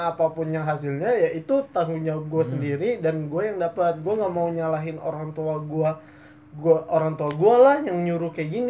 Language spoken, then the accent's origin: Indonesian; Bangka, Bangka Belitung Islands, Indonesia; karena dari gue kan aslinya Bangka